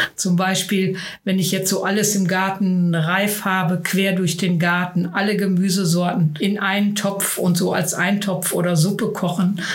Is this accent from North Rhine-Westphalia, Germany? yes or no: yes; Billerbeck, North Rhine-Westphalia, Germany; ich komme aus Billerbeck